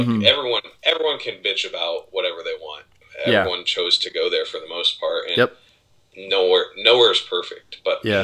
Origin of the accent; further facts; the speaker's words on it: Berne, Indiana, United States; I grew up in Bern, Indiana, where we maybe had one person of color